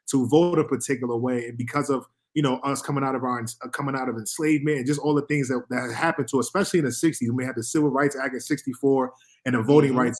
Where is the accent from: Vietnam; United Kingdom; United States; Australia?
United States; New York City, New York; moved away; also born or lived in Boston / Virginia / California; I'm from New York City, I'm from Harlem, New York